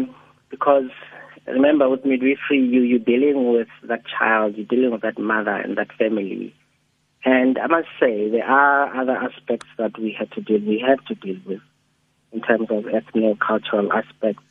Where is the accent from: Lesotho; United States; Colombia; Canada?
Lesotho; moved away; I came from Lesotho then